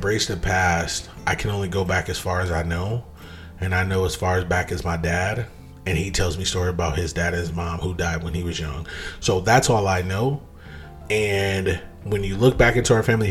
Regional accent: United States; I'm a Black American. I'm okay with being a Black American. I am not from Africa

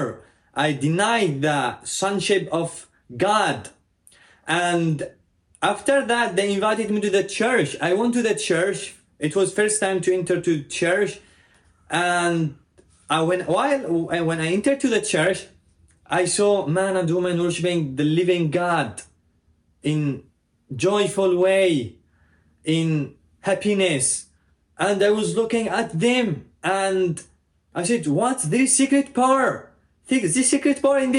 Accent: Yemen; I was born and raised into a Muslim family in Yemen

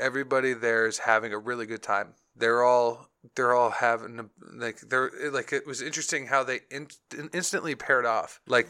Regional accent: Chicago, Illinois, United States; I grew up in Chicago, where it's flatter than a pool table, and there's no mountains anywhere.

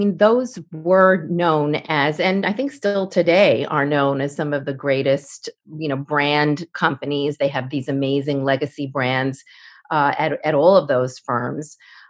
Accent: Forest Hills, New York, United States; So I grew up in Forest Hills, New York, to a regular family.

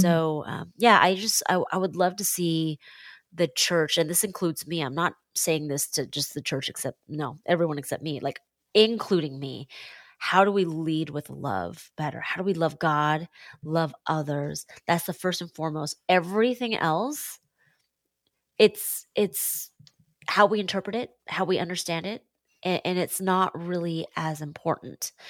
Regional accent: Seattle, Washington, United States; now in Washington, D.C., United States; I'm born and raised in Seattle

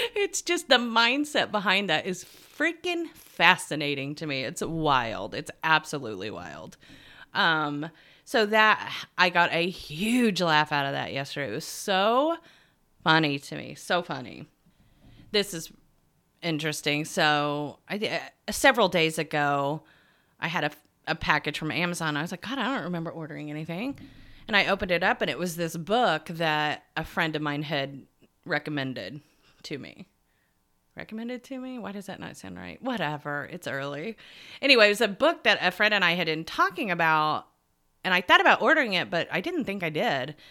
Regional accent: United States; from America. I'm a time management coach

